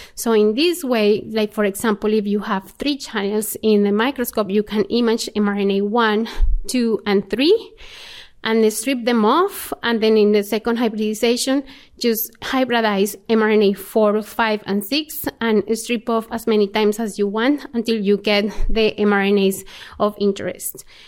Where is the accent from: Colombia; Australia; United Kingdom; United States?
Colombia; moved away as an adult; I was born in Colombia